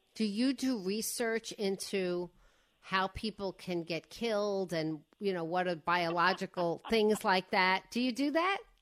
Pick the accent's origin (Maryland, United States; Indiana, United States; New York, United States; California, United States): New York, United States; Five Towns, Long Island; I grew up in this cluster called the Five Towns, and one of the towns was Cedarhurst